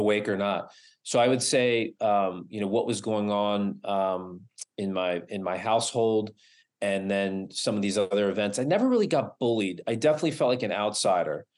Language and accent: English; East Coast, United States; now in Los Angeles, United States; I moved from the East Coast to Los Angeles